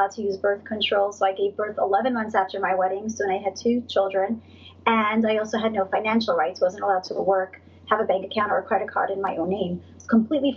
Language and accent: English; New York City, New York, United States; I'm from Brooklyn. I grew up in Brooklyn. I'm very American